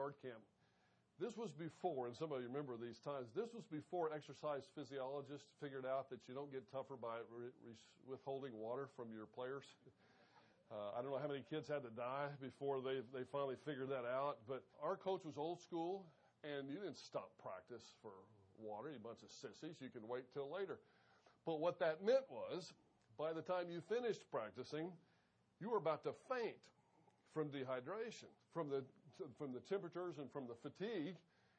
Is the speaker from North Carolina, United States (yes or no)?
no; Wyoming, United States; I grew up in Wyoming. Loved the time that I spent there. Actually, my high school years in Wyoming. I think we moved 18 times before I was 16 or 16 times before I was 18.